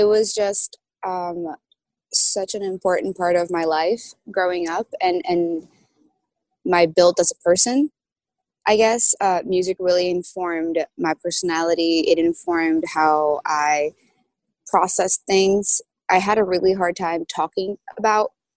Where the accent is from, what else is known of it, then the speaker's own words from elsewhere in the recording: Brazil; moved away as an adult; now in New York, United States; I moved from Brazil to New York